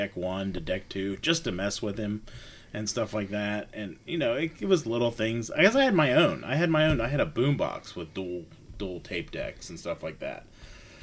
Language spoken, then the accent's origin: English; Dayton, Ohio, United States; I grew up in Dayton, Ohio